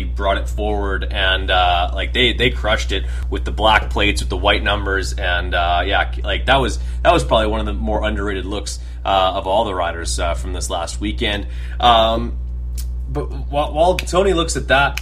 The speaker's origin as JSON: {"language": "English", "country": "Canada", "said": "I'm from Canada"}